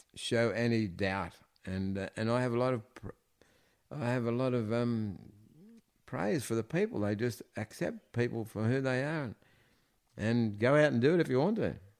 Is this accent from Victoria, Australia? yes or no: yes; Melbourne, Victoria, Australia; I was born in the Mercy Hospital in East Melbourne. And, um, we lived in Ivanhoe.